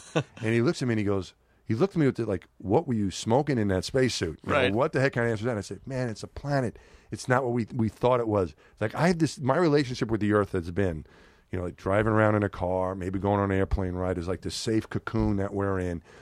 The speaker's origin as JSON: {"language": "English", "town": "New York City", "region": "New York", "country": "United States", "tie": "born or raised there", "also_born_or_lived": "Houston", "moved": "yes", "said": "when I was growing up in New York"}